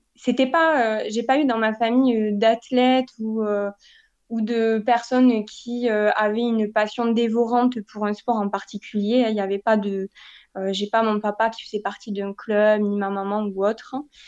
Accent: Castres, Occitania, France; now in Toulouse, France; j'ai grandi euh, dans le Tarn, donc dans une ville qui s'appelle Castres

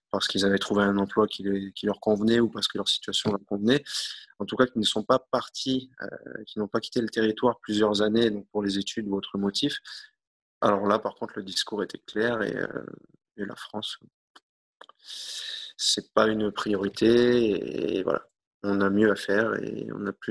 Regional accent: New Caledonia; Euh, on est calédonien, mais on est aussi français.

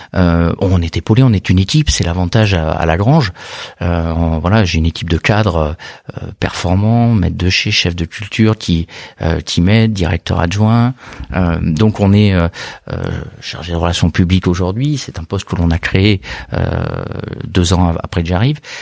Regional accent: Bordeaux, Nouvelle-Aquitaine, France; je suis né à Bordeaux, pas du tout issu du monde du vin, mais originaire de Bordeaux, amoureux de la région

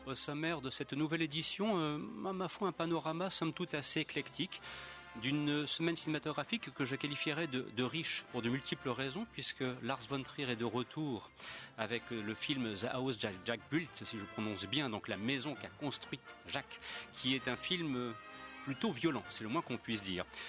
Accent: France; je suis un Français qui se respecte

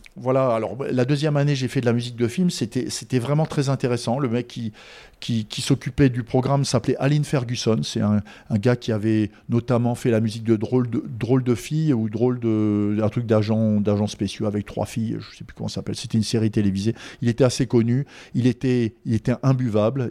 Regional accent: a small village 70 km from Strasbourg, in the Vosges, Grand Est, France; moved away; also born or lived in Paris / United States; Je suis originaire de Strasbourg. Enfin, un petit village à 70 km de Strasbourg, dans les Vosges

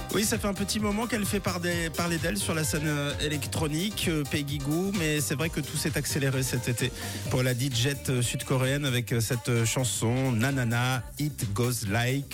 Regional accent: Switzerland; chez nous, en Suisse

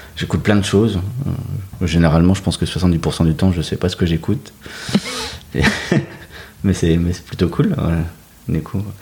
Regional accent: Dunkirk, Hauts-de-France, France; moved away as an adult; also born or lived in Lille metropolitan area; Je suis originaire de Dunkerque. Euh, donc un peu carnavaleux dans l'âme, et puis grandi au bord de la mer.

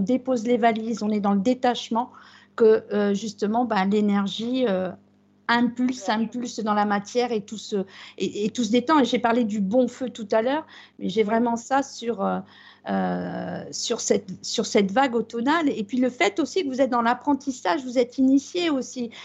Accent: Brittany, France; chez nous en Bretagne

